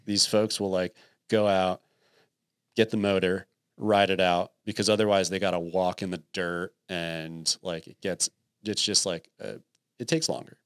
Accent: New Jersey, United States; moved away; also born or lived in Texas; I grew up in New Jersey

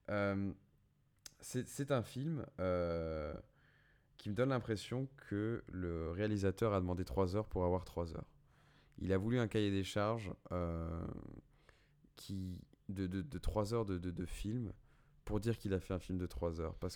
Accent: France; on est français de toute façon.

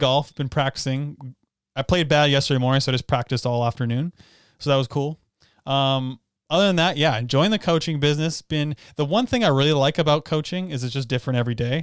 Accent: Canada; we're from Canada

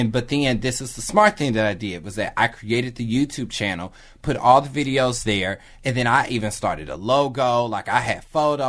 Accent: Kansas City, United States; also born or lived in Philadelphia; now in Los Angeles, United States; But I'm originally from Kansas City.

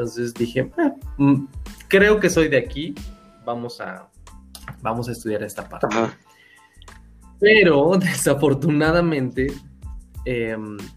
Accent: Hidalgo, Mexico; De ahí en fuera, pues he vivido en distintas otras ciudades, pero básicamente soy de {S1} Hidalgo.

